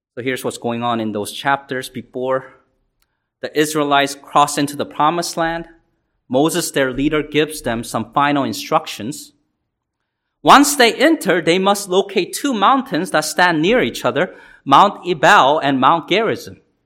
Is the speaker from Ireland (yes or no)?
no; South Korea; now in United States; I was born in South Korea and came here